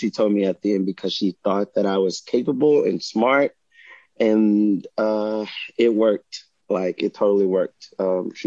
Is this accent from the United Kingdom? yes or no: no; Hillaryville, Louisiana, United States; also born or lived in New Orleans, Louisiana / Bloomington, Indiana; my hometown, Hillaryville